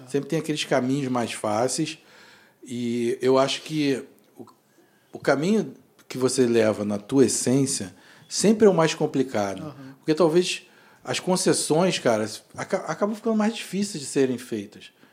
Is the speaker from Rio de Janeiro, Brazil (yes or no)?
yes; Rio de Janeiro, Brazil; a gente é da Zona Oeste